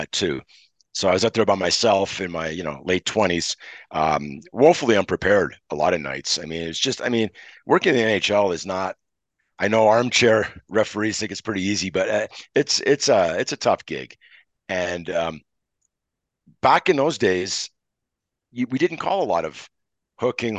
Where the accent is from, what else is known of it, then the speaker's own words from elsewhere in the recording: Montreal, Quebec, Canada; I'm from Montreal